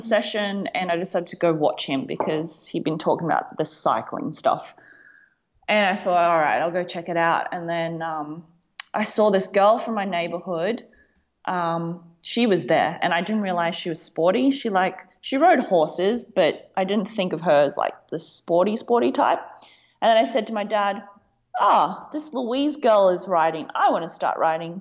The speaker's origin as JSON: {"language": "English", "town": "Gold Coast", "region": "Queensland", "country": "Australia", "said": "I come from the Gold Coast, Australia"}